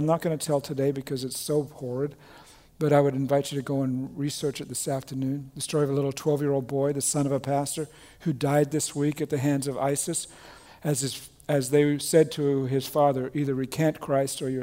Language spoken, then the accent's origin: English; Australia; moved away; I was born and raised in Australia